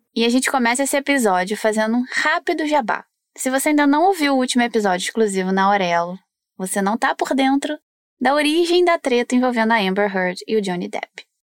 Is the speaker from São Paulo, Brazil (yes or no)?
no; Rio de Janeiro, Brazil; sou aqui do Rio de Janeiro